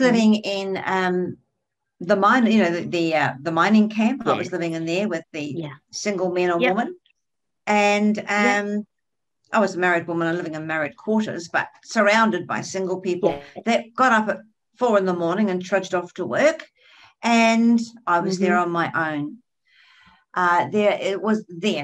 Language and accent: English; New Zealand; now in Australia; I come from New Zealand